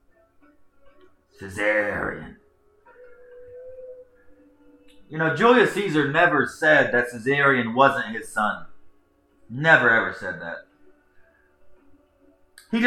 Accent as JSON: {"language": "English", "country": "United States", "also_born_or_lived": "Charlotte", "said": "As an American"}